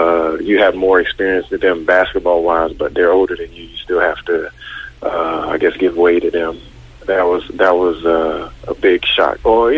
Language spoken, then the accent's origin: English; North Carolina, United States; also born or lived in Seoul, South Korea; now in North Carolina, US / Korea; My dad was in the military or in the Air Force, so we grew up mostly in North Carolina, and that's where I have a house at also now.